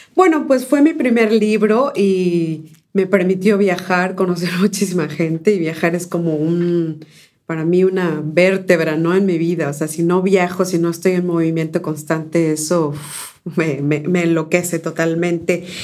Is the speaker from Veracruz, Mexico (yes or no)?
yes; Córdoba, Veracruz, Mexico; first language Spanish; also born or lived in San Pedro Ixhuatlán del Café / Comapa; now in United States; yo nací en Córdoba, Veracruz, pero mi familia es de las altas montañas